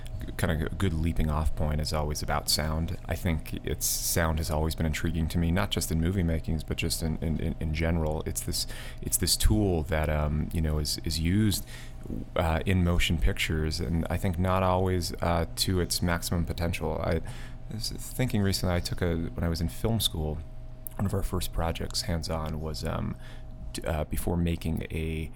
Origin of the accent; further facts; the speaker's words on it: outside of New York, United States; now in New York City, United States; I grew up in outside of New York, in the country